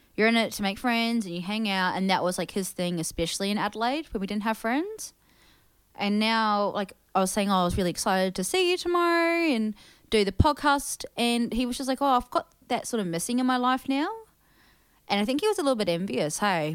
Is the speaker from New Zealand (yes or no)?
yes; New Zealand; also born or lived in Thailand; growing up in New Zealand